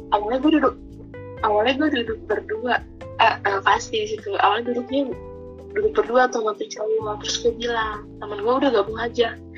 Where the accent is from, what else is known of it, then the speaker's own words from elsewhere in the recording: Bandung, West Java, Indonesia; Gue asal dari Bandung